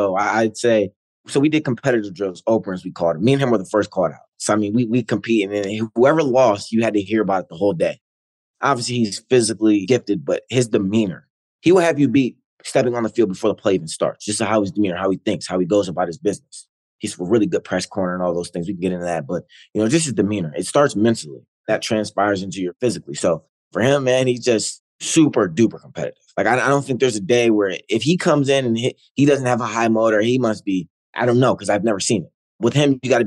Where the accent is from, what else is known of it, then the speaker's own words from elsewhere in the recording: Ohio, United States; growing up in Ohio